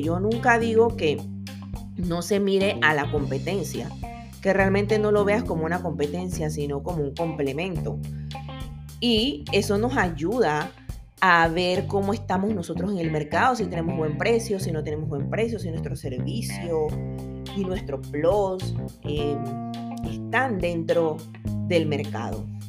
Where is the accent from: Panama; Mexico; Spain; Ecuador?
Panama; yo soy buena panameña